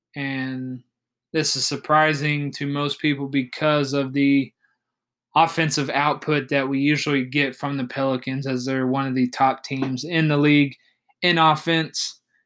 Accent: Oklahoma City, Oklahoma, United States; my hometown team, the Oklahoma City Thunder

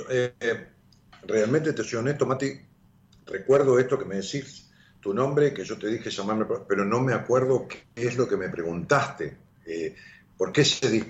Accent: Santa Fe, Argentina; De Santa Fe, Santa Fe

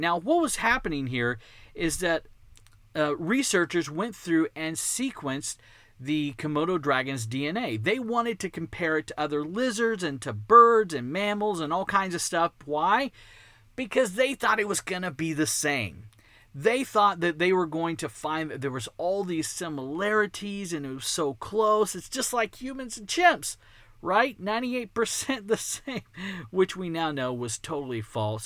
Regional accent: Texas, United States; accent: Texan; it's Texan, 'cause I was born and raised in Texas. I've never lived outside of Texas.

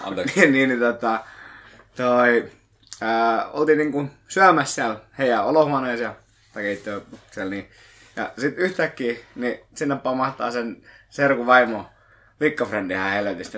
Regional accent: Lohja, Uusimaa, Finland; kun mä olen Lohjalta

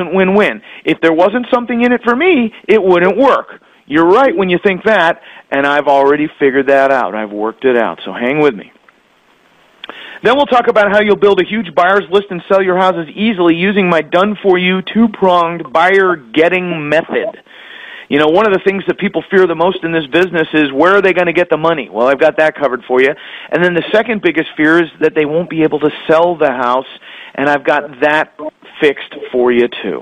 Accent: Connecticut, United States; moved away as an adult; also born or lived in Florida; I grew up in Connecticut, got married, and moved to Florida in 1993

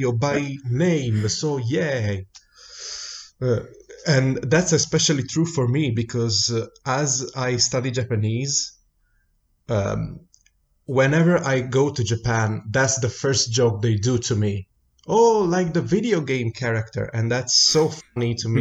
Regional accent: Italy; English is a second language; We're Italian, and we, as Italian, do two things. We talk English poorly

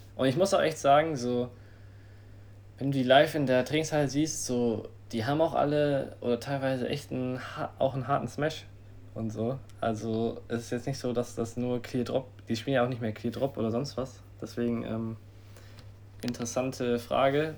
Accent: Germany; wir als Deutsche

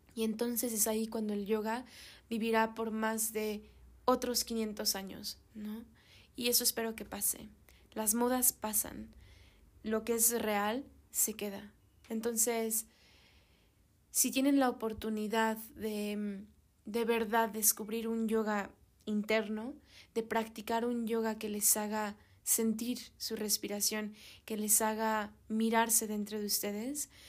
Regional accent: Mexico; also born or lived in Europe; yo soy mexicana

